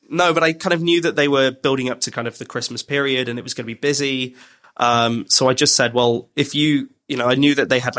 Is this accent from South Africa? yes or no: no; Birmingham, West Midlands, United Kingdom; now in London, United Kingdom; I grew up in Birmingham